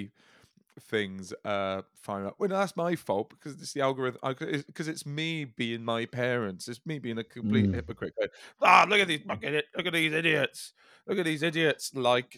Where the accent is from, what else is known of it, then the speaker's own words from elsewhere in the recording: the Valleys, Wales, United Kingdom; Speaking as a Welshman from the Valleys